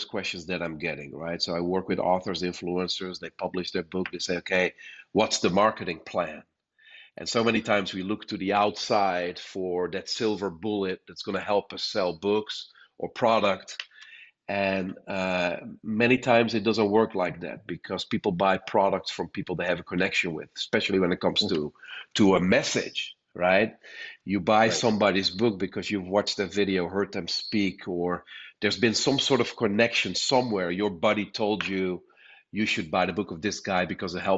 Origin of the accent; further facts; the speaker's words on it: Netherlands; moved away as an adult; now in United States; I was born and raised in the Netherlands. That explains my accent. But I came to the States in 2006.